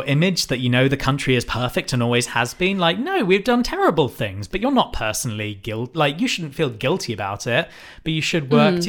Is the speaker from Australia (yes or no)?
no; United Kingdom; we are white British people.